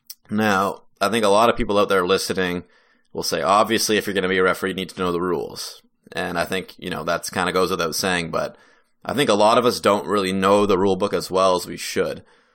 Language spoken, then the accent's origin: English; New Brunswick, Canada; that's kind of the hockey that I grew up with here in New Brunswick was CIS.